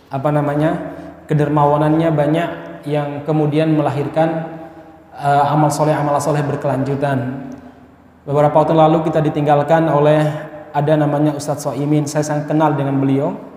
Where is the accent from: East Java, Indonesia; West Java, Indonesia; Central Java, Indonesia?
Central Java, Indonesia; Solo; saya nggak lahir di Solo tapi saya besar di Solo